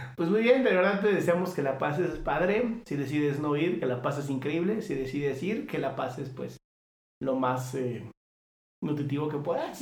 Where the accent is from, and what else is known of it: Mexico